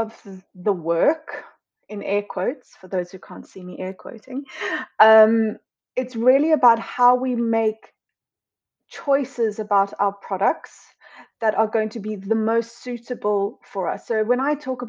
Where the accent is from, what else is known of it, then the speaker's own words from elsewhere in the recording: Cape Town, Western Cape, South Africa; moved away as an adult; also born or lived in London; now in United Kingdom; So I'm originally from Cape Town in South Africa and I moved to London officially in 2012